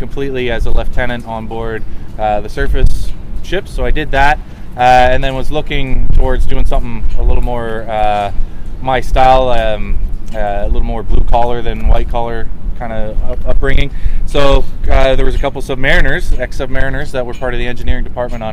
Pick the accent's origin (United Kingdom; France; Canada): Canada; near Sault Ste. Marie, Northern Ontario; moved away; I grew up in Northern Ontario